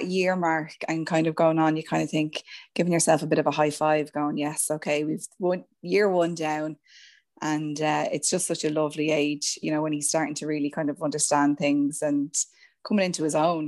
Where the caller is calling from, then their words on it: County Meath, Ireland; From lovely Mead, out in the country in Mead, yeah.